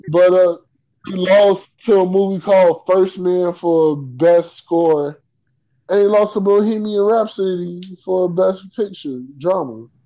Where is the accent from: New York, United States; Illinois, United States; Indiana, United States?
Illinois, United States; Chicago; I'm from Chicago, and you're from Chicago.